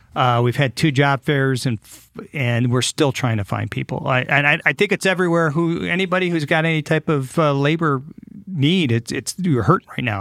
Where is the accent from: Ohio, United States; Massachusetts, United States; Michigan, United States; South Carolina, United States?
Michigan, United States; Detroit; moved away as an adult; now in Fort Wayne, United States; growing up in the Detroit area